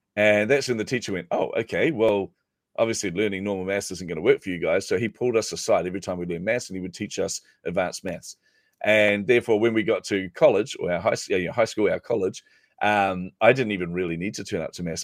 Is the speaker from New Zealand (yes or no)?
yes; New Zealand; I'm a Kiwi